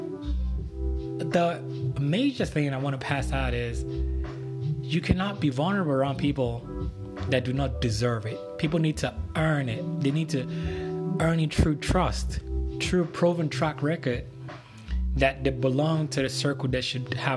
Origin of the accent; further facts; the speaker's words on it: Nigeria; moved away; regular Nigerian guy that was raised back in Nigeria